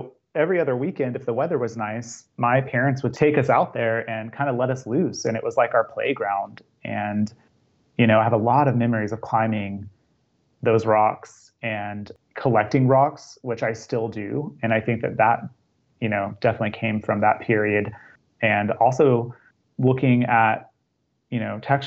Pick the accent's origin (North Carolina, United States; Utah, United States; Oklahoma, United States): Oklahoma, United States; Altus; also born or lived in Charleston, South Carolina; My family relocated to a small town in Oklahoma, Altus, Oklahoma